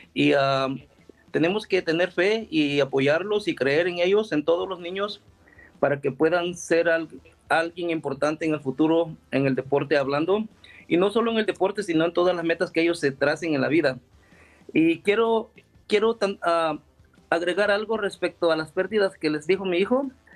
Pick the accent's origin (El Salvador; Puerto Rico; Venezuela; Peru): El Salvador; somos de El Salvador